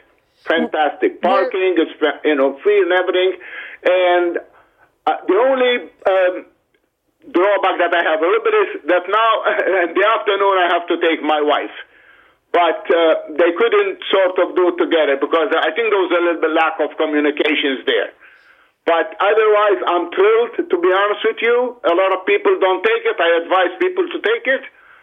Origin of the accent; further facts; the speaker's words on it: Malta; now in Canada; I'm from Malta.